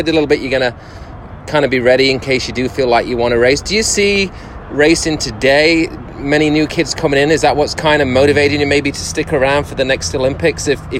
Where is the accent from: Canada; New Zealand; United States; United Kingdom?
United Kingdom; Derby, East Midlands; You went to my hometown in just before Christmas, right? To Derby in England.